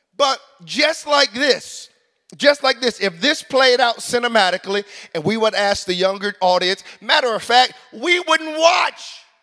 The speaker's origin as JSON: {"language": "English", "country": "United States", "moved": "as an adult", "lives_now": "Canada", "said": "I'm an American"}